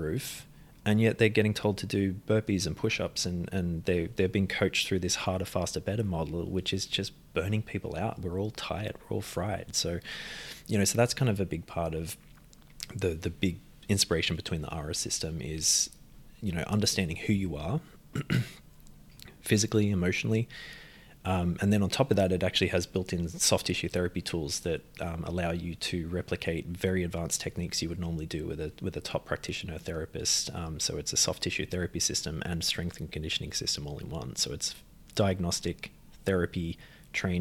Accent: Australia; We're from Australia. Yeah. Family's from Ireland. But grew up in Australia

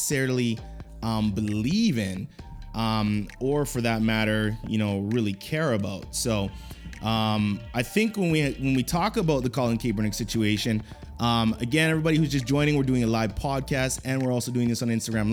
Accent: Canada; I'm Canadian, I'm not American

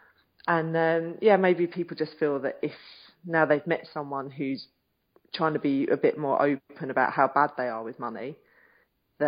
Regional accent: United Kingdom; Being British

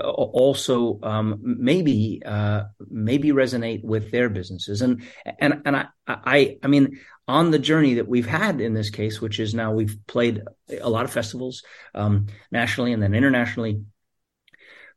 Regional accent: New York City, New York, United States; a New Yorker who grew up here

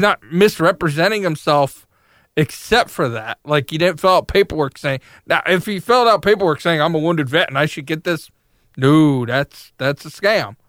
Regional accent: New York, United States; also born or lived in Massachusetts; As somebody that grew up in the North

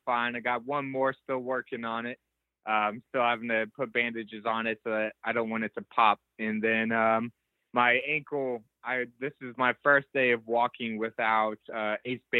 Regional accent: Dallas-Fort Worth area, Texas, United States; I was born and raised in the Dallas-Fort Worth area of Texas

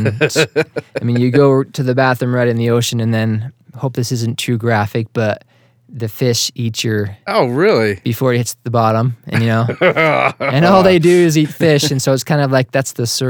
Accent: Hingham, Massachusetts, United States; So originally from the Boston area. You had a previous guest talk about, they just say Boston.

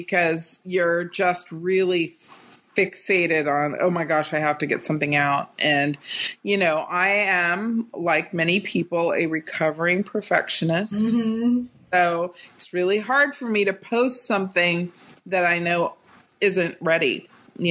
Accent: North Carolina, United States; moved away as an adult; also born or lived in Atlanta, Georgia; now in California, United States; I was born and raised in North Carolina

